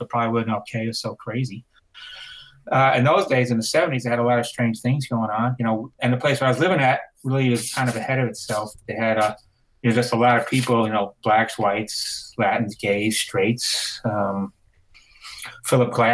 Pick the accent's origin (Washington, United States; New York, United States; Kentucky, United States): New York, United States; New York City; moved away as an adult; also born or lived in Los Angeles; I lived in New York, so I'm from Brooklyn